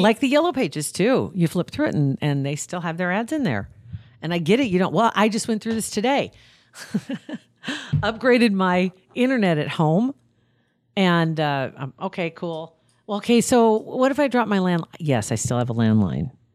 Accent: Ashland, Nebraska, United States; my hometown paper, Ashland

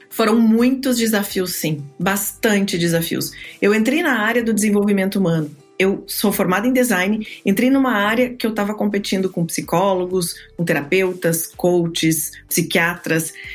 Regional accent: Rio Grande do Sul, Brazil; now in Orlando, United States; eu sou gaúcha. Hoje estou falando com vocês daqui de Orlando, na Flórida, onde eu moro.

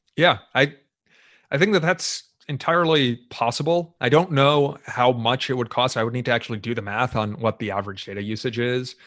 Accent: United States; I'm an American. I'm an American citizen

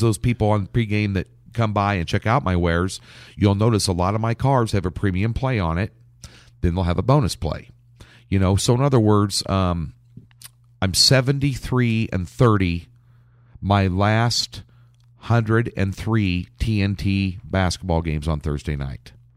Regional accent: Lincoln, Nebraska, United States; moved away as an adult; now in Kansas City, United States; Lincoln, Nebraska, where I, I, I've lived up until the last two years where I moved to Kansas City, and I still call Lincoln my hometown

